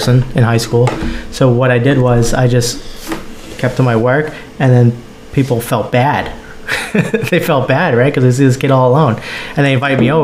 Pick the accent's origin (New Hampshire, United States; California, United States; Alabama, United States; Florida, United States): New Hampshire, United States; rural; I graduated high school in rural New Hampshire